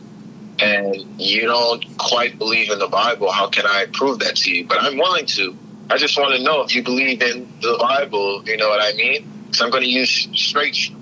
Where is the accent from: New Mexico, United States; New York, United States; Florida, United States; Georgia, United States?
Florida, United States; South; also born or lived in Bahamas; from South Florida